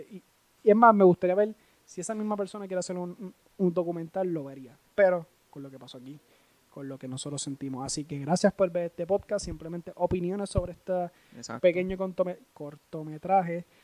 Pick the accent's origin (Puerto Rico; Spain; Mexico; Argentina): Puerto Rico; lo que somos nosotros los puertorriqueños, lo que vivimos, lo que pensamos, lo que creemos y lo que sufrimos.